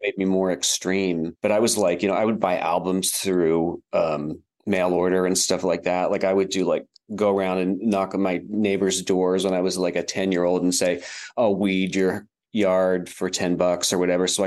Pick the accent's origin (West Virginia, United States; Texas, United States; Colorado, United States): West Virginia, United States; Wheeling; moved away as an adult; also born or lived in London, United Kingdom / New York City, United States; now in Cincinnati, United States; I'm talking to you from Cincinnati, Ohio. I, I live here now, but um, I was born in Wheeling, West Virginia. Okay. When I was a kid, when I was a young, young kid, it was actually a bustling city.